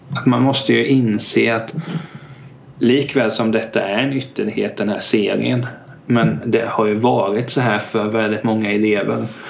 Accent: Hultsfred, Kalmar County, Sweden; jag är 26 från Hultsfred

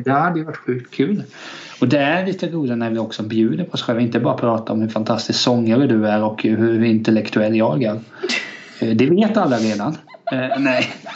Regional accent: Kalmar County, Sweden; Jag är uppväxt i liksom en liten fjantig kyrkby.

